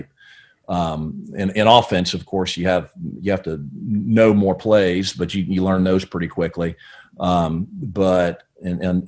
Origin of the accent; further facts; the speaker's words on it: Brooksville, Florida, United States; also born or lived in Connecticut; I grew up really in Brooksville, Florida, kind of central Florida, a little north of Tampa there